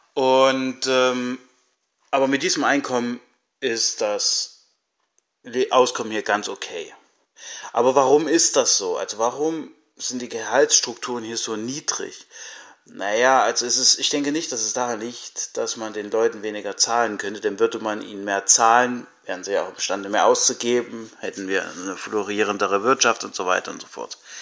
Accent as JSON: {"language": "German", "town": "Altenburg", "region": "Thuringia", "country": "Germany", "said": "ursprünglich komme ich aus Altenburg und ich wohne und arbeite auch jetzt wieder hier."}